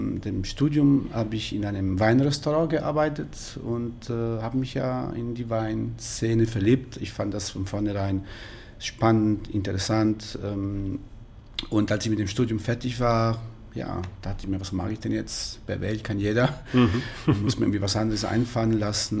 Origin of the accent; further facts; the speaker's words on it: Pescara, Abruzzo, Italy; German is a second language; moved away as an adult; also born or lived in Würzburg, Germany; now in Munich, Germany; Ich komme ursprünglich aus Italien, aus Pescara, eine wunderschöne Stadt an der Adria, in den Abruzzen, Mittelitalien